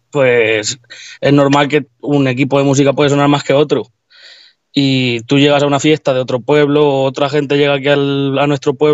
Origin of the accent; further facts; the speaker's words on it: Tomelloso, Castilla-La Mancha, Spain; Pues buenas … soy de aquí de Tomelloso